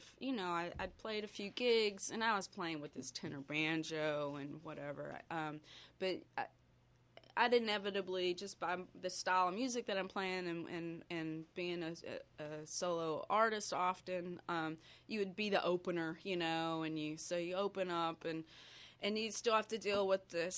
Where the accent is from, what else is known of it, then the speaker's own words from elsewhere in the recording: outside Dallas, Texas, United States; moved away as an adult; also born or lived in Denton, Texas; now in Pittsburgh, United States; I grew up outside Dallas, and Texas has just a real interesting music scene